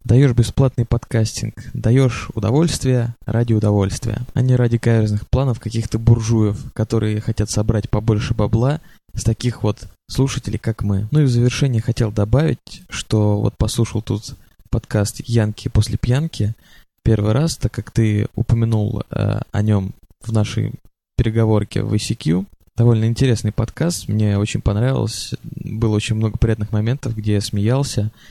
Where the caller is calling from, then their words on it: Moscow, Russia; я из Москвы, в которой как раз сейчас идет дождь.